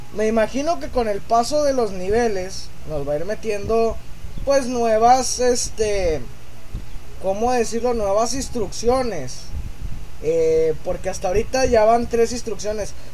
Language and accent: Spanish; Mexico; yo no soy gringo, soy un zombie mexicano